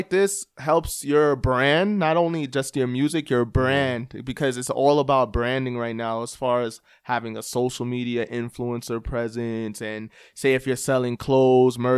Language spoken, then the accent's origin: English; New York City, New York, United States; moved away as an adult; also born or lived in Toronto, Canada / London, England; now in El Paso, United States; from Staten Island originally.